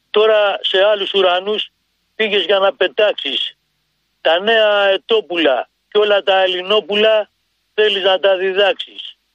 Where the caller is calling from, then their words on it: Drapetsona, Attica, Greece; από την Δραπετσόνα, σας έχω πάρει μερικές φορές.